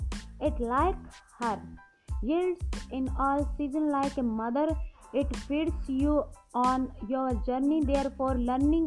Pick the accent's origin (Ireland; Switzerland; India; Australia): India; I am from India.